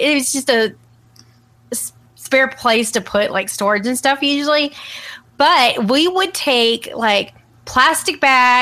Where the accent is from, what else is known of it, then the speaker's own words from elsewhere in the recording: Ohio, United States; moved away; I grew up in Ohio where you have actual basements that are underground